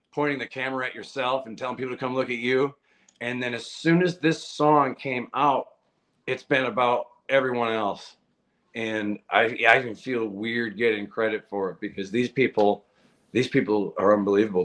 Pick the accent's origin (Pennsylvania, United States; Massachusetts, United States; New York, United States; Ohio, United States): Massachusetts, United States; moved away as an adult; also born or lived in Nashville; I'm originally from Massachusetts. In the beginning of my career, I would drive down from Massachusetts to Nashville